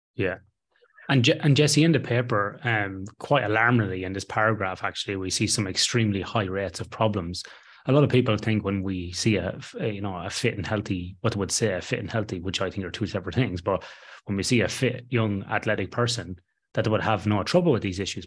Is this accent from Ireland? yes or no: yes; Ireland; I'm Irish Catholic